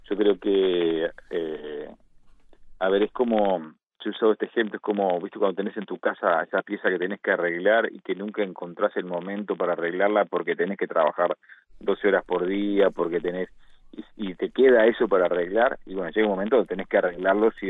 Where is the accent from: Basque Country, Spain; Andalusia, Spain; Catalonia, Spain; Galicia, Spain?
Galicia, Spain; Nosotros que somos latinos, que somos eh, españoles, gallegos, que somos, eh, eh, tenemos una, una necesidad de contacto